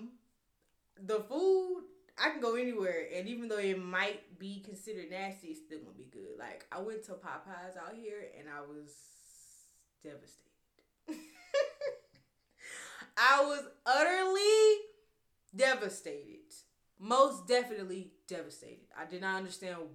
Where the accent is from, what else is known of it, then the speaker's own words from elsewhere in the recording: Louisiana, United States; moved away as an adult; now in San Francisco, United States; I'm from Louisiana, baby.